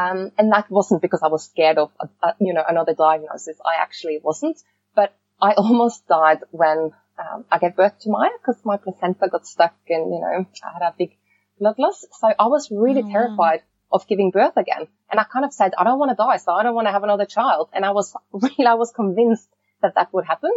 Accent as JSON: {"language": "English", "country": "Norway", "tie": "born or raised there", "moved": "yes", "said": "growing up in Norway"}